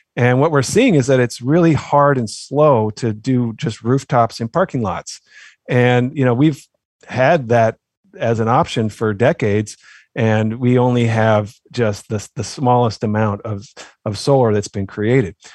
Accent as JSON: {"language": "English", "town": "Oakland", "region": "California", "country": "United States", "tie": "born or raised there", "moved": "yes", "lives_now": "Maryland, United States", "said": "growing up in Oakland, California."}